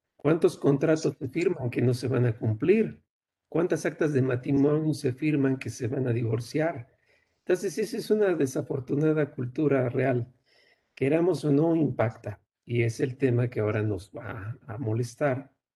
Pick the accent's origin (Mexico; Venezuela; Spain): Mexico; yo también soy mexicano